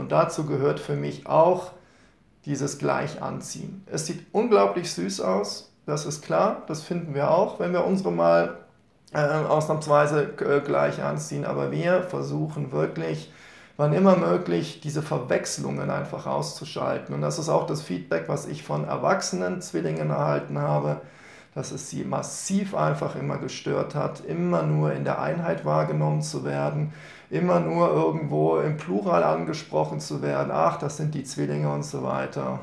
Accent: Rhineland, Germany; ich bin ja gebürtiger Rheinländer

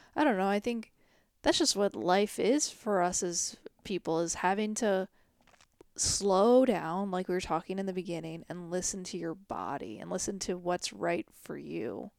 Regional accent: United States; being an American

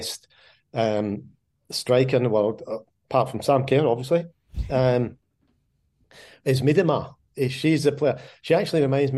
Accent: Scotland, United Kingdom; I'm Scottish

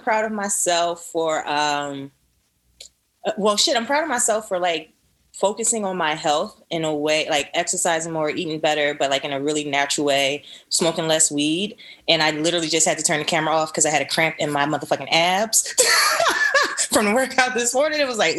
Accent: Philadelphia, Pennsylvania, United States; I'm from Philly, like Savoy said. You know

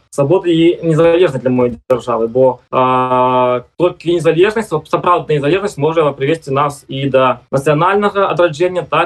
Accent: Belarus; moved away; где мяне за то что я размаляю на своей национальной белорусской мове не будут бить дубинками

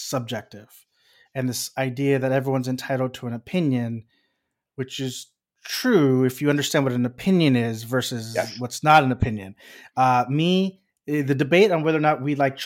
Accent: Texas, United States; moved away; we're from Texas

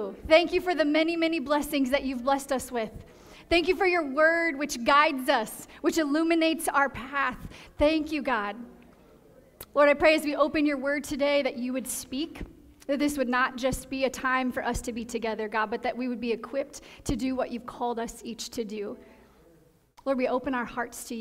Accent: Midwest, United States; moved away as an adult; also born or lived in Indiana / Deep South; now in Southern California, United States; We grew up in the Midwest, have served down in the Deep South, and now here we are on the West Coast

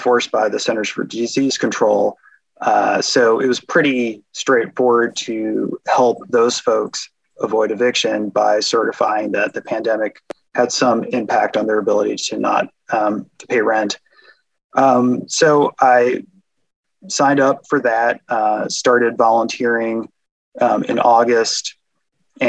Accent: New Jersey, United States; moved away as an adult; also born or lived in Indiana; now in Omaha, United States; I grew up in New Jersey. So I'm an East Coaster

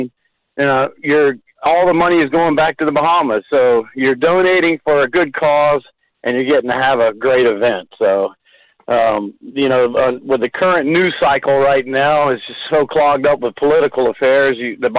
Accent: Gainesville, United States; Gainesville. Hey, we're crackers.

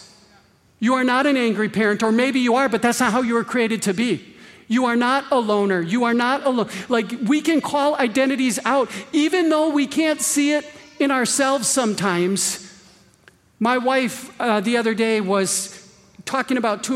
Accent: Green Bay, Wisconsin, United States; I was born and raised in Green Bay. I can hear Lambeau Field from my backyard

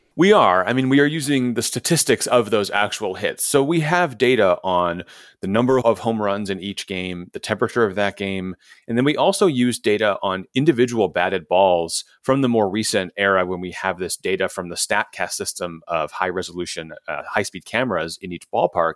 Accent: Chicago, Illinois, United States; Wrigley Field, which is walking distance from, from where I grew up in Chicago

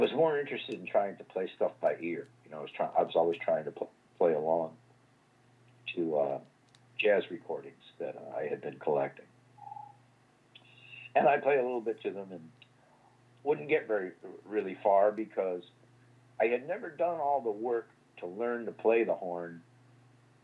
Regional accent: Pittsfield, Massachusetts, United States; also born or lived in Worcester / Boston; I would go to a museum school where I grew up in Pittsfield, Massachusetts

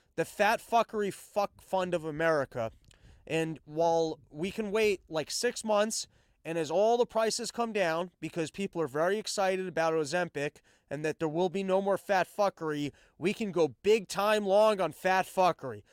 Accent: United States; as an American, I'm American first

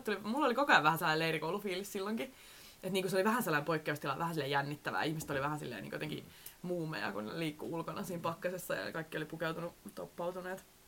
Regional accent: Southwest Finland, Finland; now in Helsinki, Finland; olen kasvanut siellä Varsinais-Suomessa

